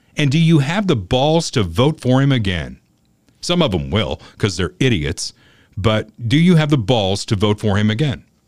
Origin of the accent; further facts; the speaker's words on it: Southern Indiana, United States; now in Kansas City area, United States; growing up in Southern Indiana, I feel like I grew up in Realville